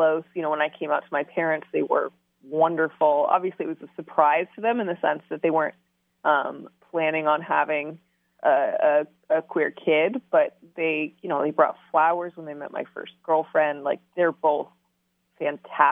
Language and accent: English; Midwest, United States; we grew up in a huge church in the Midwest